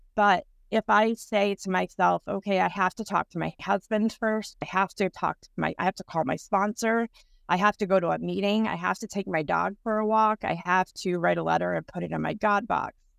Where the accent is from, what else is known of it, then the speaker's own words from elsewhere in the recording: Texas, United States; moved away as an adult; now in Everett, United States; I'm originally from Texas. I've been here for about seventeen years.